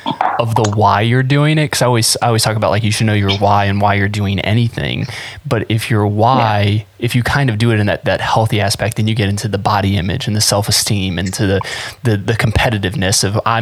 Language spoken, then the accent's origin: English; Florida, United States; now in Ohio, United States; And just basically cause I moved to Ohio from South Florida, and I needed something to like, I needed a reason to be outside.